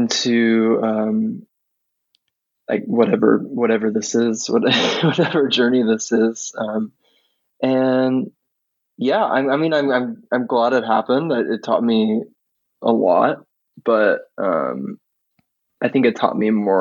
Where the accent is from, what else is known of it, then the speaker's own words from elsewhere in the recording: Springfield, Missouri, United States; moved away as an adult; also born or lived in Kansas City; now in Nashville, United States; I was born in Kansas City, but I grew up in Springfield, Missouri.